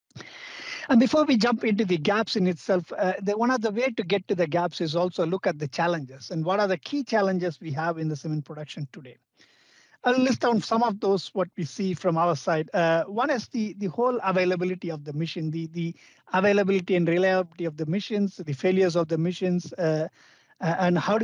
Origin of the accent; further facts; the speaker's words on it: India; Being an Indian